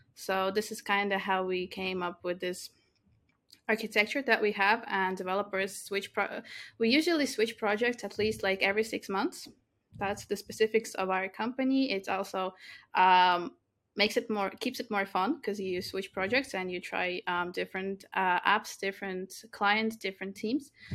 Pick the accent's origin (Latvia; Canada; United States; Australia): Latvia; I was born in Latvia, I grew up in Latvia.